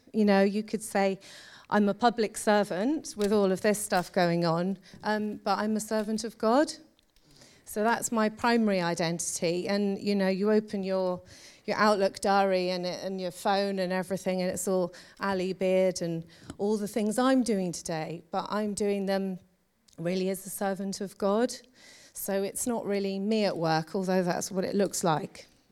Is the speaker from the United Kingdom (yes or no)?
yes; London, United Kingdom; now in Birmingham, United Kingdom; I grew up in London